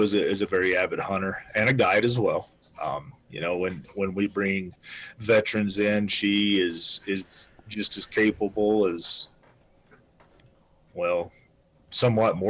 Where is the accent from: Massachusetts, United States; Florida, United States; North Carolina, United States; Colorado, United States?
North Carolina, United States; Western; moved away as an adult; now in Wyoming, United States; I've only lived in Wyoming for 16 years. So I'm originally from Western North Carolina.